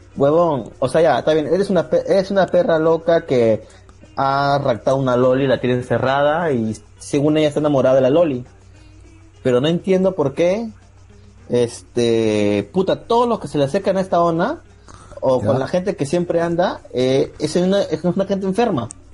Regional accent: Lima, Peru; soy de Lima, Perú

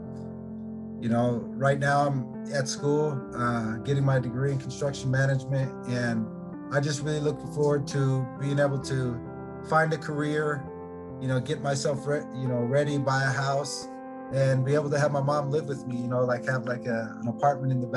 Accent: Olympia, Washington, United States; I'm from Olympia, Washington

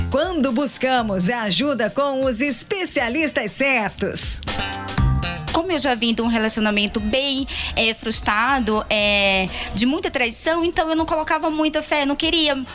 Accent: Pernambuco, Brazil; Porque eu sou de Pernambuco e ele é daqui de São Paulo.

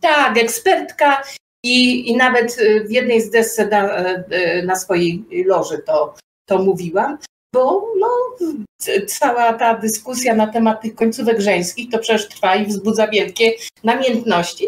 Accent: Poland; u nas w Polsce

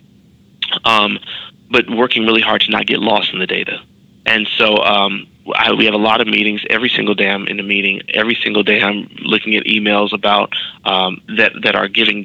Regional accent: Chicago, Illinois, United States; moved away as an adult; also born or lived in New York; a black kid growing up in Chicago

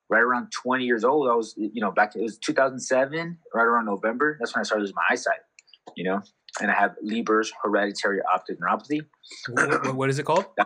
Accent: Ensenada, Baja California, Mexico; also born or lived in San Pedro, California / Carson, California; I was born in San Pedro, California, so that's like in L- L- LA County, and then uh, you know I was only there for uh, a very short time.

